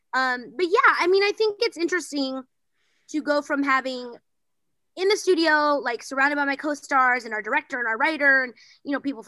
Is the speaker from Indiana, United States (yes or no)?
no; Bryan, Texas, United States; now in Los Angeles, United States; I'm originally from Bryan, Texas, but now I live in Los Angeles